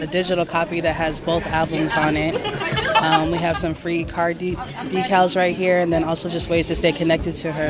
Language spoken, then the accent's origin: English; Tacoma, Washington, United States; I'm from Tacoma.